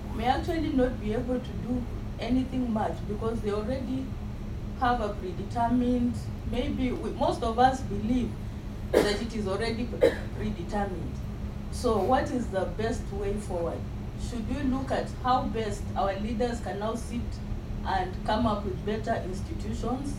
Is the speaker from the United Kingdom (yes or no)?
no; Kenya; as a Kenyan